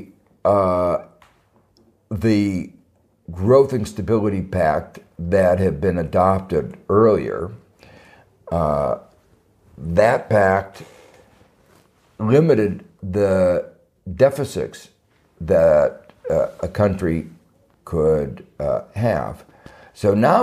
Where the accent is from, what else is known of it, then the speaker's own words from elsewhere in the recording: United States; I'm thinking a little bit as an American